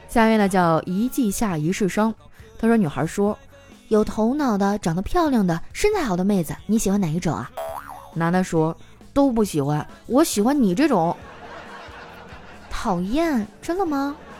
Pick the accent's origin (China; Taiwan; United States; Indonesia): China; Northeast China; 我是东北人，我们那块儿太冷了